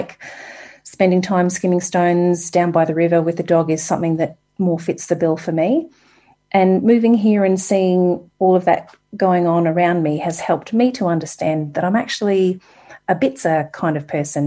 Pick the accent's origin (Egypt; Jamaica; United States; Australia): Australia; Sunshine Coast, Queensland; moved away as an adult; also born or lived in Auckland, New Zealand; now in Queenstown, New Zealand; You may hear in my voice a slight twang. I'm from Australia originally, the Sunshine Coast in Queensland, very close to a place called Noosa